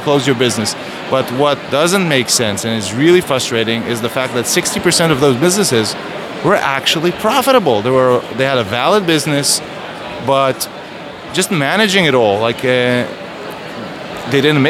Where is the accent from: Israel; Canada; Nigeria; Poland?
Israel; I'm from Israel